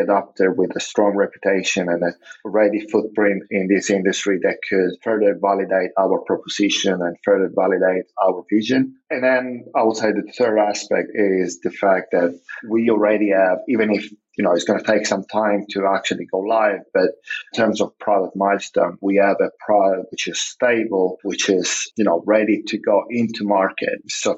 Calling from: Zagreb, City of Zagreb, Croatia; I'm actually calling from Zagreb, which is one of our office location

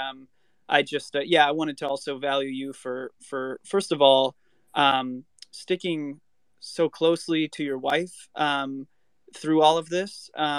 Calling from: Hollywood, California, United States; I am coming from Hollywood, California, not Florida.

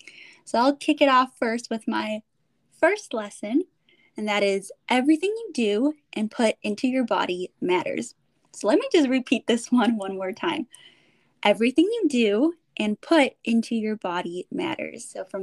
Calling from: California, United States; I'm calling in from the Bay Area, and I got my girl Heidi from Chicago here as well.

